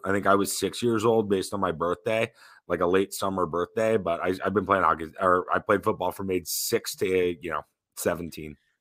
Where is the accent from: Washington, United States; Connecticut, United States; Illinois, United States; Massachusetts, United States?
Massachusetts, United States; Newton; I grew up in Newton, Massachusetts, about seven miles west of Boston.